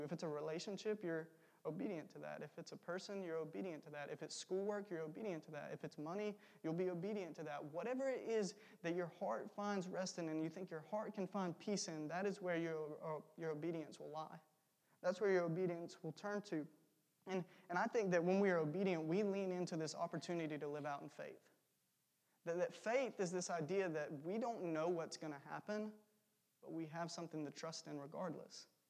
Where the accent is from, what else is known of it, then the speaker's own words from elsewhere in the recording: South Georgia, United States; I'm from South Georgia, an hour below Macon, which is pretty warm for the most part